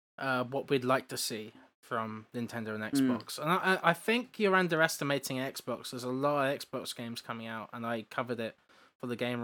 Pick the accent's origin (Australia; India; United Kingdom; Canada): United Kingdom; England; I'm English, that's the difference.